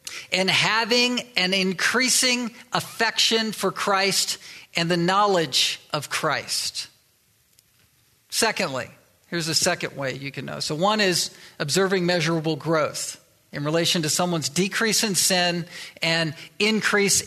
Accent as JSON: {"language": "English", "town": "Virginia Beach", "region": "Virginia", "country": "United States", "tie": "born or raised there", "also_born_or_lived": "Delaware / Southern California / Little Rock, Arkansas", "moved": "as an adult", "lives_now": "Pacific Northwest, United States", "said": "I was born in Delaware. I was raised in Virginia Beach and Chesapeake"}